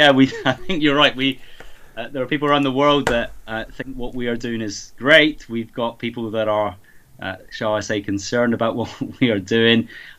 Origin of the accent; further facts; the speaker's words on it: Scotland, United Kingdom; accent: mongrelized; now in England; Oh, I've got a mongrelized accent. I really have. It's all over the place. I grew up in Scotland.